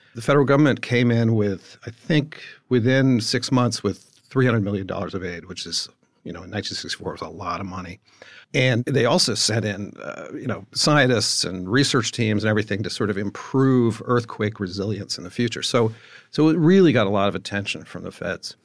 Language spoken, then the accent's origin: English; East Coast, United States; I grew up in the East Coast